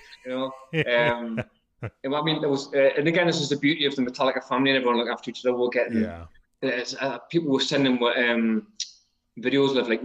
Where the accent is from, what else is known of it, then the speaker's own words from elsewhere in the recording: Newcastle upon Tyne, North East England, United Kingdom; accent: Geordie; I'm a Geordie